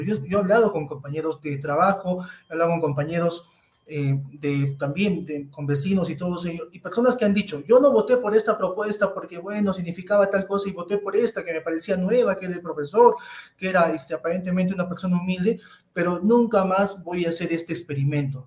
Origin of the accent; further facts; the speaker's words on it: Cusco, Peru; todos somos peruanos, todos somos cusqueños